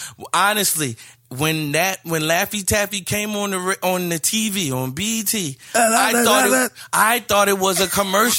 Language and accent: English; New Jersey, United States; So I'm from New Jersey.